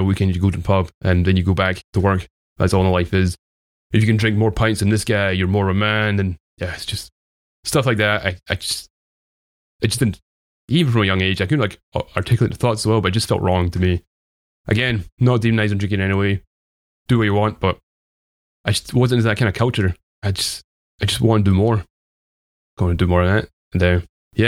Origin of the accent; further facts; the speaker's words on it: Dunfermline, Scotland, United Kingdom; accent: Scottish; I grew up in a place called Dunfermline. I live in a different place now